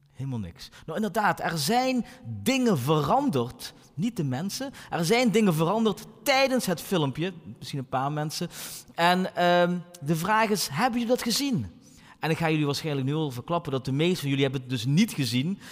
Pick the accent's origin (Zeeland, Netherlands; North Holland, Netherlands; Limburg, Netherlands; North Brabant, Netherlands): Limburg, Netherlands; Maastricht; de stad waar ik vandaan kom, Maastricht.